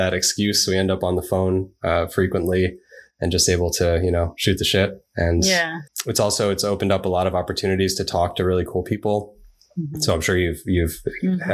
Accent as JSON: {"language": "English", "town": "New York City", "region": "New York", "country": "United States", "tie": "born or raised there", "also_born_or_lived": "Japan", "said": "I grew up in New York. So I was in New York City most of my upbringing"}